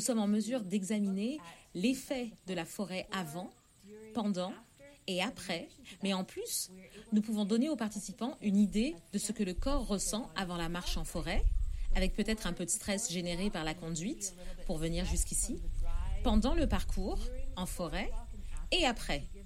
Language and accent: French; New Brunswick, Canada; now in Montreal, Canada; j'ai passé une bonne partie de la période de confinement au Nouveau-Brunswick. Donc euh, dans ma ville natale